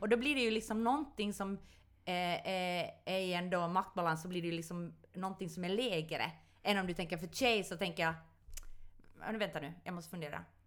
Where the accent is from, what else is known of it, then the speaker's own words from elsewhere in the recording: Ostrobothnia, Finland; jag är från Österbotten